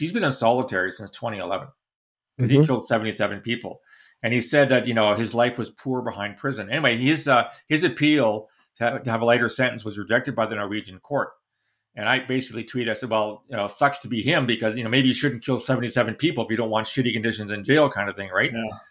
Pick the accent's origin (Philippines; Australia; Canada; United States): Canada; London, Ontario; London, Ontario, my hometown